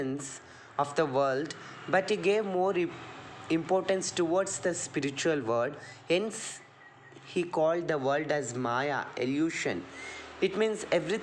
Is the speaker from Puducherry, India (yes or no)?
no; Nandi, Karnataka, India; I'm studying first year BA and I'm from Nandi.